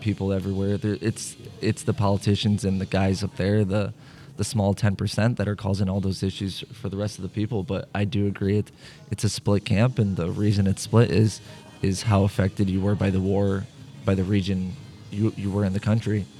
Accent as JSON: {"language": "English", "town": "St. Louis", "region": "Missouri", "country": "United States", "tie": "born or raised there", "also_born_or_lived": "Bosnia and Herzegovina", "said": "My family moved here in 2001."}